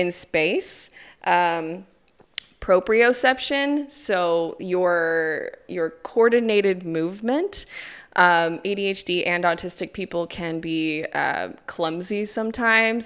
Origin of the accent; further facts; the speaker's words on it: United States; moved away as an adult; now in Gulu, Uganda; I'm from America. Originally, I've been in Uganda for eleven years now, so in Gulu